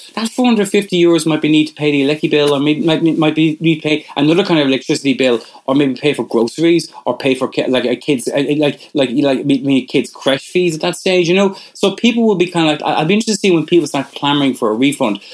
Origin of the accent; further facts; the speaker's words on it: Ireland; we're Irish